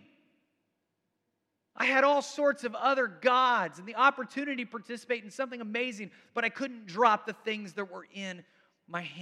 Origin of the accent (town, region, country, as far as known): United States